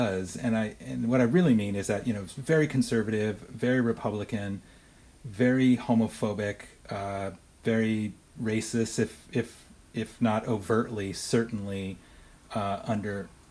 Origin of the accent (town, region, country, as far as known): Huntington Beach, California, United States; born or raised there